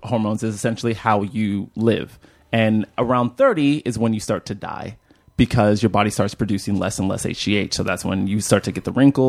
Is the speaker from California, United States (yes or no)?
yes; Bay Area, California, United States; also born or lived in Alabama / London / Nigeria; So I was born in Alabama. When I was two, I moved to London. And when I was four, I moved to Nigeria. And I was pretty much raised in the Bay Area.